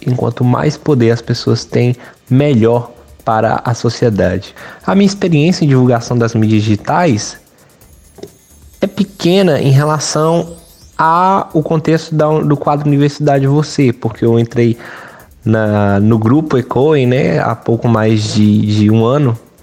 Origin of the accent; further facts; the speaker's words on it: Carlos Chagas, Minas Gerais, Brazil; Carlos Chagas, minha cidade natal, aqui no Vale do Mucuri